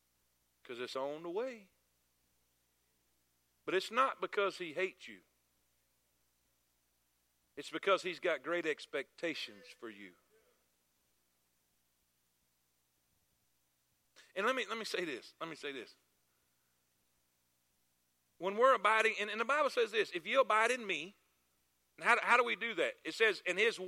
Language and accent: English; South Florida, United States; I'm from South Florida.